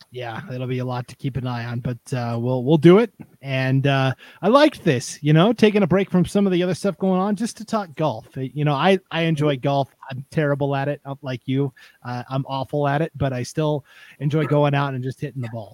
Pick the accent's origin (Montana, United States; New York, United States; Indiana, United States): Montana, United States; moved away; where I grew up in Montana